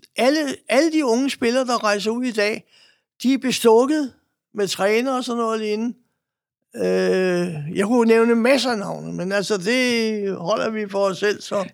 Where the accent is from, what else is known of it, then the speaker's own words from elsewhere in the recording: Denmark; jeg boede der, og jeg var dansker